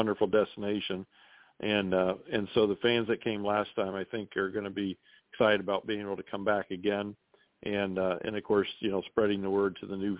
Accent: Ohio, United States; I grew up in Ohio

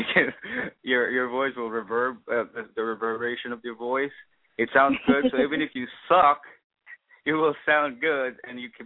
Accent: Manila, Metro Manila, Philippines; moved away as an adult; now in New York, United States; I was born and raised in the Philippines. I was born in Tondo, Manila.

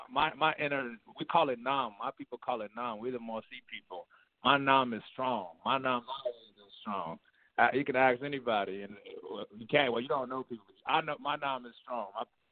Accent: Chicago, Illinois, United States; moved away as an adult; also born or lived in Abidjan, Ivory Coast; now in San Francisco Bay Area, United States; I was born in West Africa, but Ivory Coast, Cote d'Ivoire out here. But I grew up in Chicago, and I went to college in California. And, you know, and I'm still in California right now. I'm in the Bay.

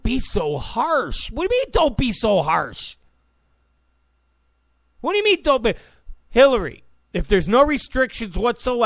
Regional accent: New York, United States; now in California, United States; I come from New York

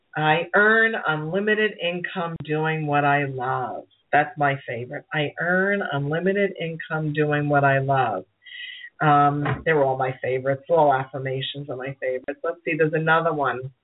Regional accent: New York City, New York, United States; accent: Brooklyn; my Brooklyn accent

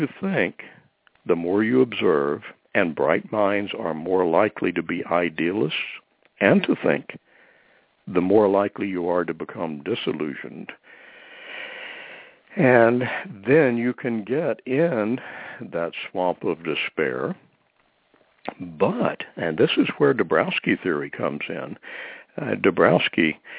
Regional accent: Deep South, United States; I grew up in the Deep South

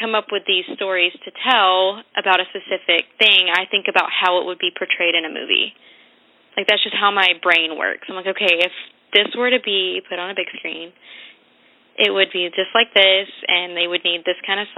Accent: Texas, United States; I'm from Texas, so I'm sure you can hear the accent

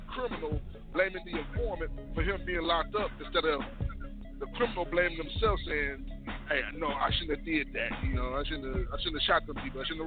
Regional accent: Memphis, Tennessee, United States; I'm from Memphis.

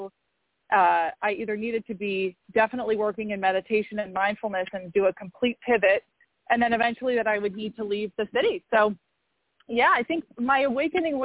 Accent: Maine, United States; moved away; also born or lived in New York City; I grew up in Maine and, you know, running around barefoot outside for most of my childhood

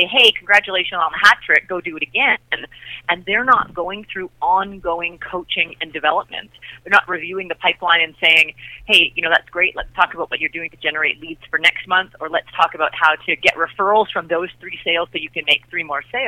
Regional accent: Canada; I'm Canadian

